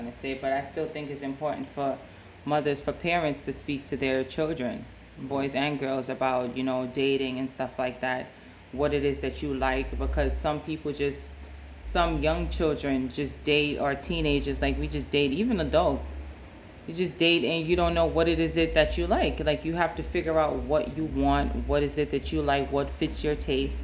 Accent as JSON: {"language": "English", "town": "New York City", "region": "New York", "country": "United States", "tie": "born or raised there", "said": "Growing up in New York, in the Bronx"}